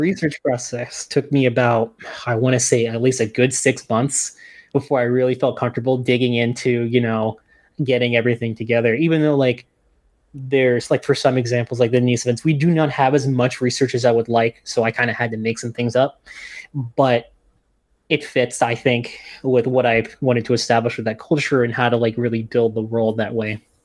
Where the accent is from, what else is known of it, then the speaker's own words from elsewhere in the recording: New Jersey, United States; now in Albany, United States; I'm originally from New Jersey